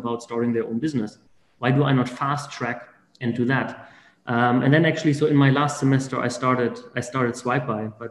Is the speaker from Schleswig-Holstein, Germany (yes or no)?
no; Berlin, Germany; English is a second language; moved away as an adult; now in Winston-Salem, United States; I'm originally from Germany. So I'm born and grew up in Berlin